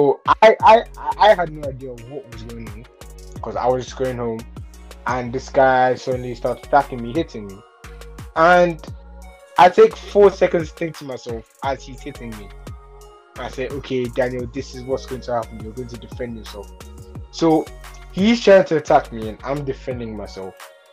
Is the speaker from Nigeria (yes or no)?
yes; Nigeria; now in London, United Kingdom; So I moved from Nigeria to London because, like I said, I want to be a football player.